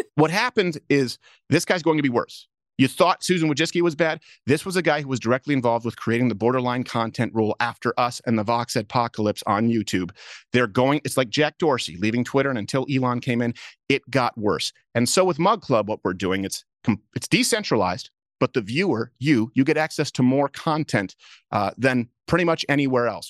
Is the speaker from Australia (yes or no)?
no; Canada; moved away; I grew up in Canada